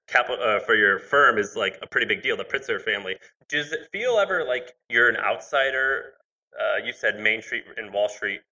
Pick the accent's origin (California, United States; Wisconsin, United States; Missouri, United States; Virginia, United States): Missouri, United States; also born or lived in Tennessee; now in San Francisco, United States; I'm from Missouri, and then I lived in Tennessee.